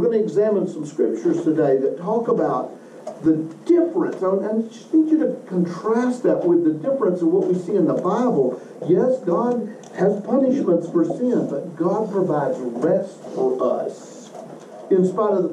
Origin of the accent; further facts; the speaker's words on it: Western Kentucky, United States; moved away as an adult; also born or lived in Oak Ridge, Tennessee; now in Murfreesboro, United States; I grew up in Western Kentucky with an outhouse and a very homogeneous community around me, ethnically